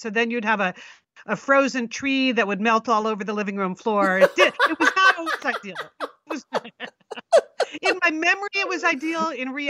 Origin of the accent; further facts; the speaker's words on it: Connecticut, United States; in Connecticut.